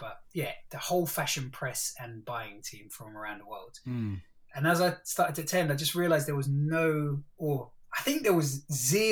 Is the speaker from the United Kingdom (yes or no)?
yes; London, United Kingdom; us growing up in East Stratford, the Asian dude